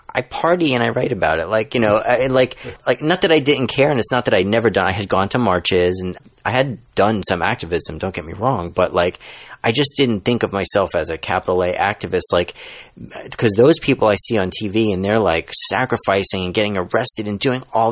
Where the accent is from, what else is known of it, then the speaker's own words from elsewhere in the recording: New York City, New York, United States; moved away as an adult; now in California, United States; I'm a lifelong New Yorker and a proud Brooklynite